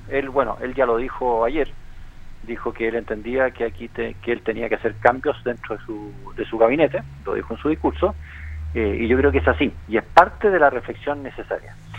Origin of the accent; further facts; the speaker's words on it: Chile; de lo que nosotros sentimos como chilenos